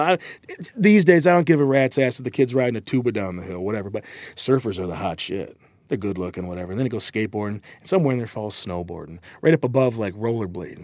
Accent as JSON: {"language": "English", "region": "Michigan", "country": "United States", "also_born_or_lived": "Southern California", "moved": "as an adult", "said": "I'm from Michigan."}